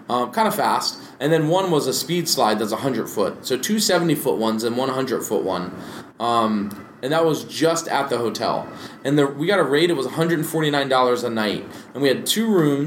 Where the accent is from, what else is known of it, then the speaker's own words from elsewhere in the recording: Maryland, United States; now in Hawaii, United States; I'm from Maryland